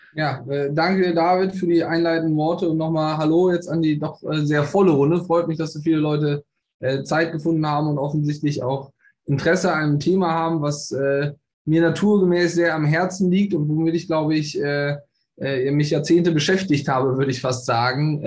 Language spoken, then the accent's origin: German; Bonn, North Rhine-Westphalia, Germany; gebürtig aus Bonn